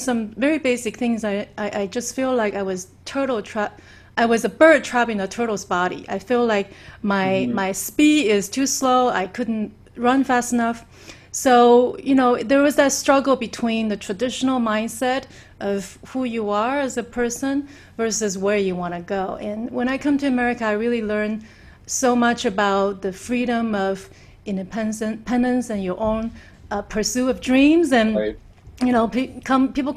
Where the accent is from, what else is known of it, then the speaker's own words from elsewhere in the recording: Taiwan; moved away as an adult; also born or lived in Southern California / Shanghai; now in United States; the first 18 years growing up in Taiwan